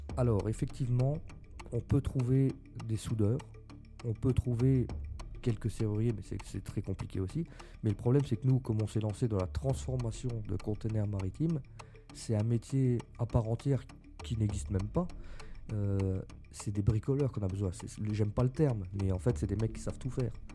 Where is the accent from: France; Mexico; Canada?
France; Lorraine, Grand Est; On, on était lorrain, bon maintenant on l'est même plus parce que c'est le Grand Est, mais avant on était lorrain